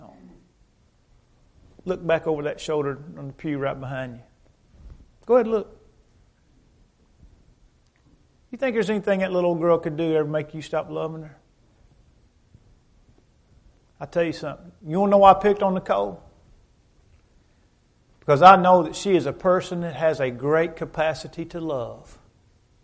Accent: Dexter, United States; moved away; my hometown in Dexter

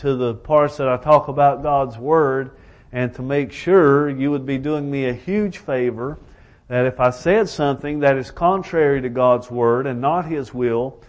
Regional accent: Elkhorn City, Kentucky, United States; I am from Elkhorn City, Kentucky.

